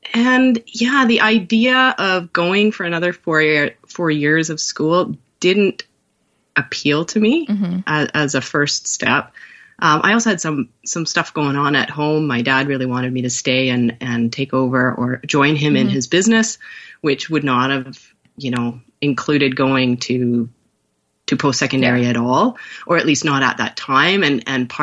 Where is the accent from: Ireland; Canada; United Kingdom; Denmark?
Canada; northern Vancouver Island, British Columbia; now in North Vancouver, Canada; I grew up in a camp town called Kokish and then Hyde Creek